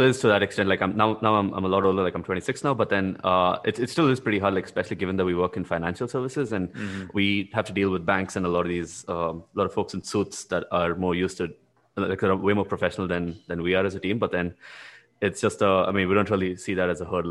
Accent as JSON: {"language": "English", "country": "India", "also_born_or_lived": "Latvia", "moved": "as an adult", "said": "as an Indian"}